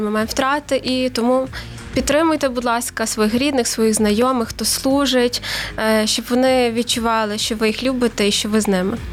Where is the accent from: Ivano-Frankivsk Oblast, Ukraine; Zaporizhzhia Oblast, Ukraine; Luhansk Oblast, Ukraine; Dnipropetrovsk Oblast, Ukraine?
Ivano-Frankivsk Oblast, Ukraine; Ivano-Frankivsk; я з Івано-Франківська